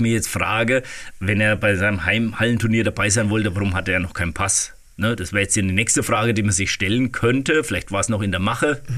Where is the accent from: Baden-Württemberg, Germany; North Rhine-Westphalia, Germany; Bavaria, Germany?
Bavaria, Germany; Waldfenster; in äh, Waldfenster, in meinem Heimatort